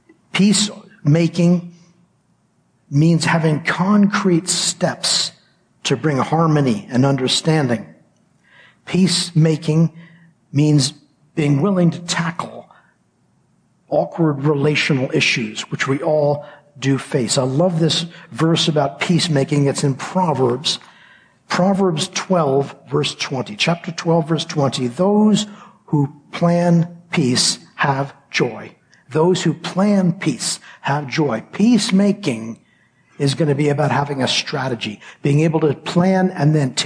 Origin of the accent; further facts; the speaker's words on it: United States; moved away; I grew up in the States